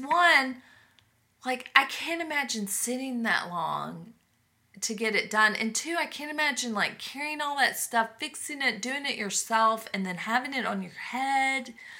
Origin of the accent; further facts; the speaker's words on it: Texas, United States; moved away; I'm from Texas.